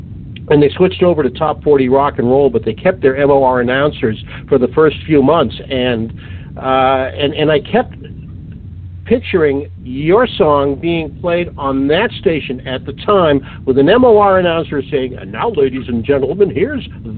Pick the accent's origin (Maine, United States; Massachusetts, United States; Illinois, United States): Massachusetts, United States; Boston; I grew up in the Boston area